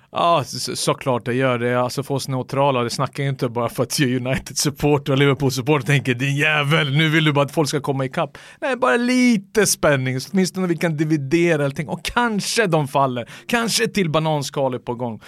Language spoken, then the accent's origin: Swedish; Sweden; jag är svensk